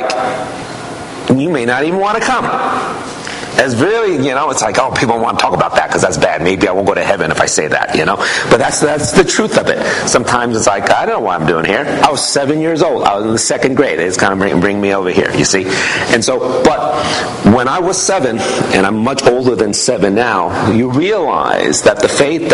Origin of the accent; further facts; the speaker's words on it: New York City, New York, United States; I wasn't raised in this church. I was raised in New York City.